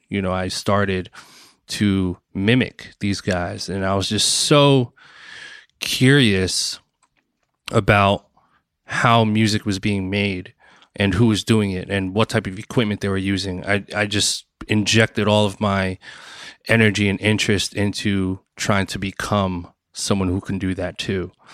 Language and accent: English; Bloomfield, New Jersey, United States; also born or lived in Newark, New Jersey; I was born and raised in New Jersey, um, Newark, New Jersey, and, um, and then most of my childhood, I was in Bloomfield, New Jersey